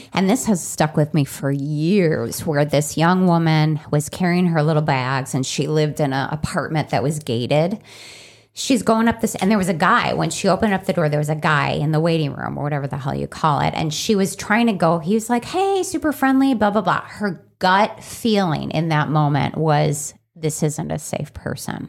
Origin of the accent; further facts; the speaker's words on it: Chicago, Illinois, United States; growing up in Chicago